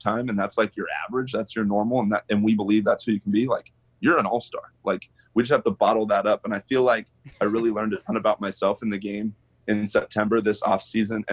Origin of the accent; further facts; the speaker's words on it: Arizona, United States; I'm from Arizona